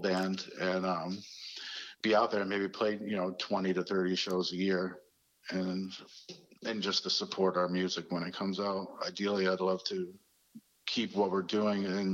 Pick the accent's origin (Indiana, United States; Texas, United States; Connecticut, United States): Connecticut, United States; Waterbury; growing up in Waterbury